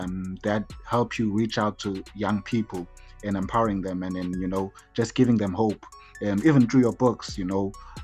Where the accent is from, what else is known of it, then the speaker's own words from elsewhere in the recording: Durban, KwaZulu-Natal, South Africa; I'm from Durban. I grew up here and I live here